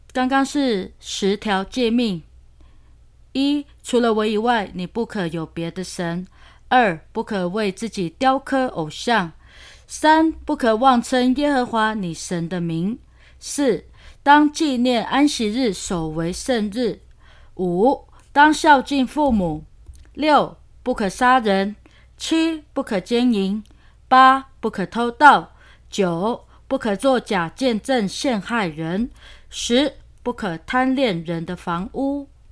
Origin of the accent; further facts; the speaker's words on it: Luona village, Xinyi Township, Nantou County, Taiwan; 我们罗纳人